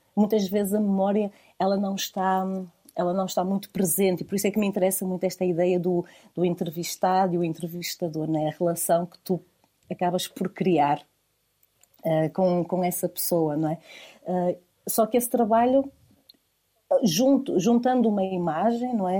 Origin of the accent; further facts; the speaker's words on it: Vila Nova de Famalicão, Norte, Portugal; now in Porto, Portugal; toda a zona de onde eu sou, a zona do Val do Ave. Eh, eu sou de, eh, de Vila Nova de Famalicão.